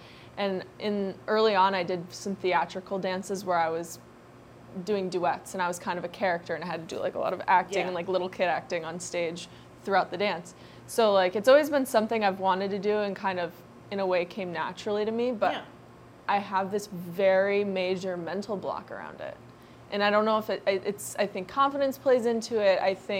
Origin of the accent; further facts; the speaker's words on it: Ohio, United States; I'm from Ohio.